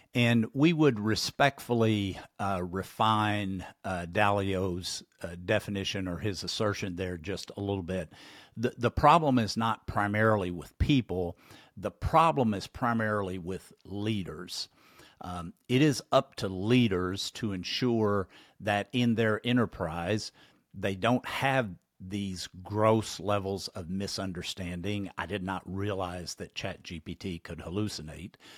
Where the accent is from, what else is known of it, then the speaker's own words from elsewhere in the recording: Kentucky, United States; my home state, Kentucky.